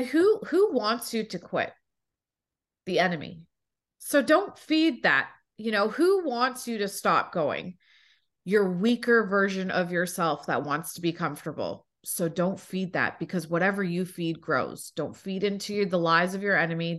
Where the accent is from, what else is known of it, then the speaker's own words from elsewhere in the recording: Toronto, Ontario, Canada; now in United States; I was born in Toronto.